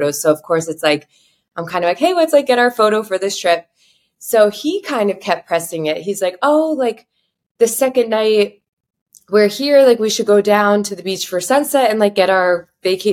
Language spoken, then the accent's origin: English; South Florida, United States; now in New York, United States; I'm from South Florida.